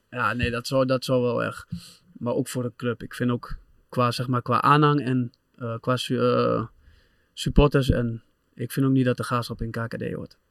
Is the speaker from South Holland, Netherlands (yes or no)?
no; Doetinchem, Gelderland, Netherlands; moved away as an adult; also born or lived in Manchester; waar ik ben opgegroeid